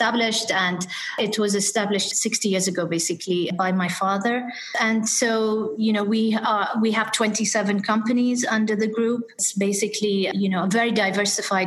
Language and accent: English; Dubai, United Arab Emirates; also born or lived in United Kingdom / London; I was born and brought up in Dubai, and I did spend some of my time between the UAE and the UK because my father was a diplomat